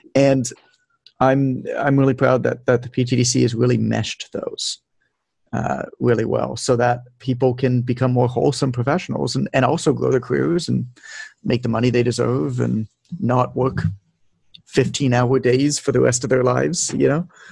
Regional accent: Toronto, Ontario, Canada; moved away as an adult; now in Mexico; I'm from Toronto, Canada, uh, but I've lived abroad a lot. Like I'm living in Mexico right now

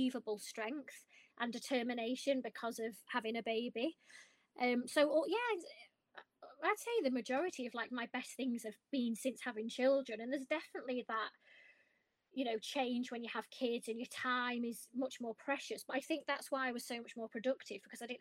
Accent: Blackpool, North West England, United Kingdom; I'm from Blackpool

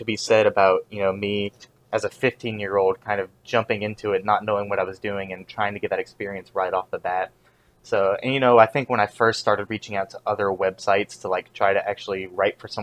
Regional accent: about 40 minutes from Chapel Hill, North Carolina, United States; the closest like local scene to where I live, to my hometown, is in my college town, Chapel Hill, which is about 40 minutes away from my hometown

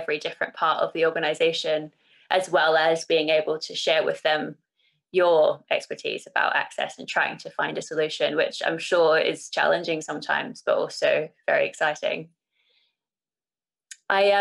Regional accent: New Zealand; also born or lived in Singapore; now in United Kingdom; I'm from New Zealand, as you know, and my mother is Irish, so that's how I live here

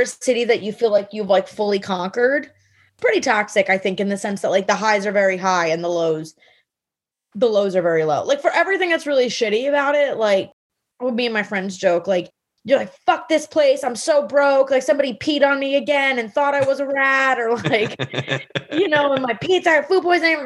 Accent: Miami, Florida, United States; also born or lived in New York; now in Miami, United States; I grew up in Miami, which is where comedy began for me

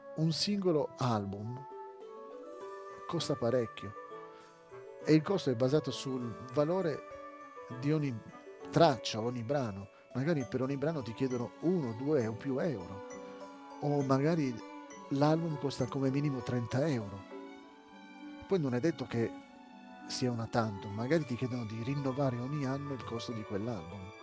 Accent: Italy; in Italia, mio paese natio, paese in cui vivo

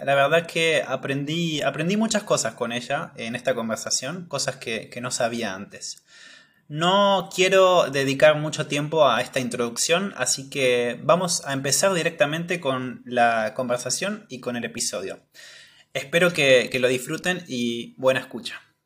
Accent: Patagonia, Argentina; yo soy de la Patagonia

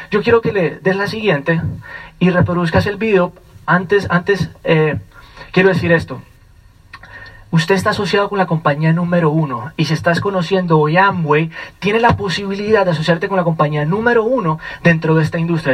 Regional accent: Colombia; vengo directamente desde Colombia

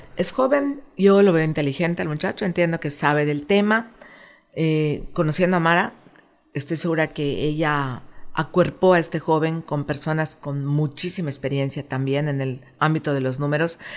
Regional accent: Mexico; moved away as an adult; now in Quintana Roo, Mexico; yo soy mexicana, amo México, amo mi país

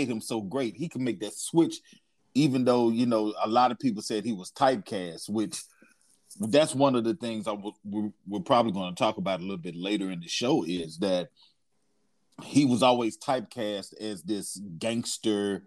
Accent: the South, United States; I'm from the South.

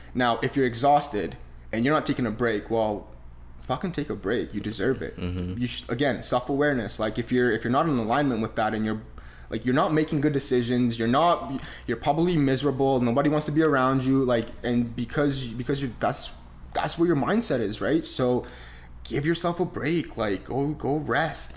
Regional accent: Romania; now in Canada; I was born in Romania, very humble beginnings. Uh, I didn't. I mean, we grew up on a in a town of 300 people.

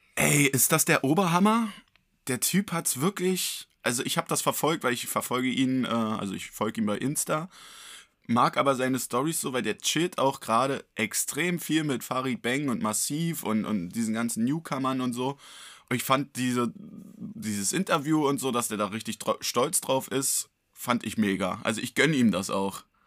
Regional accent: Berlin, Germany; als Berliner

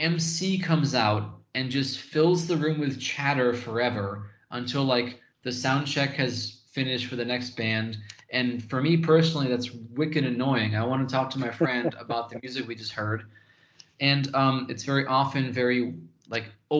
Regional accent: Western Massachusetts, United States; moved away as an adult; now in Taiwan; growing up in Western Mass, you know, kind of between Boston and New York in an area with a lot of colleges

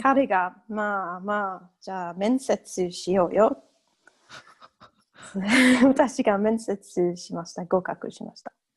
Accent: England, United Kingdom; Japanese is a second language; moved away as an adult; also born or lived in Oita, Japan; now in Edinburgh, United Kingdom; イギリス人ですけど、えー、今はスコットランドのエジンバラに住んでます

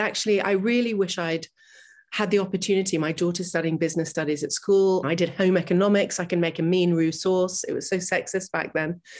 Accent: New York City, New York, United States; I grew up in New York City

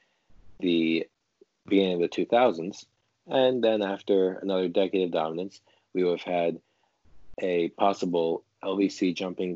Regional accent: New York, United States; we're both from New York

